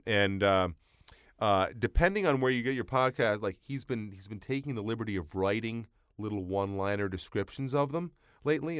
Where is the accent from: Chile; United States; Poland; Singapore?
United States; Long Island, New York; I grew up in Long Island, a lot of Jewish families